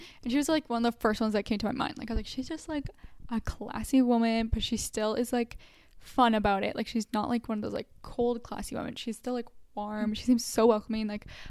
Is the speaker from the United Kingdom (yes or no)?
no; Canada; as like a Canadian